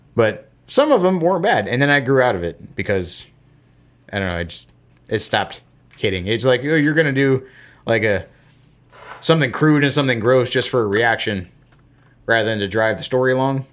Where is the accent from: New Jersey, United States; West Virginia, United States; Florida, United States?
Florida, United States; I'm a guy from Florida